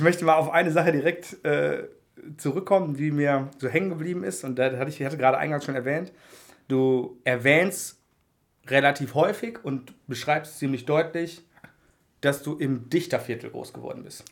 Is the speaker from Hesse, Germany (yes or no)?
no; Oberhausen, North Rhine-Westphalia, Germany; ich komme gebürtig aus, aus dem Oberhausener Norden